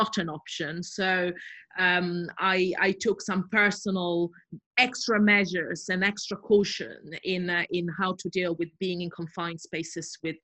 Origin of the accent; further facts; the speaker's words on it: Southern Italy, Italy; moved away as an adult; also born or lived in Brighton, United Kingdom; now in United Kingdom; I'm originally from Italy, from southern Italy, and I moved to the UK as an Erasmus student